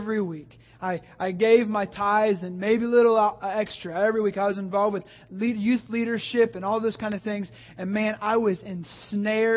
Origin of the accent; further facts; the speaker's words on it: the Bible Belt, the South, United States; I grew up in the Bible Belt.